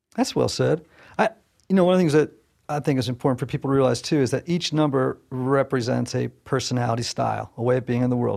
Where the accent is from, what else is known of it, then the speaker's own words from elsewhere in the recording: Southern Connecticut, United States; I'm from Southern Connecticut